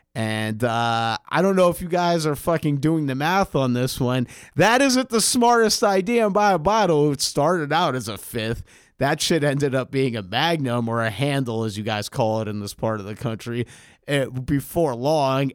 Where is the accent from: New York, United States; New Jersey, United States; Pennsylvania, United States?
New York, United States; New York City; growing up on the Upper West Side of Manhattan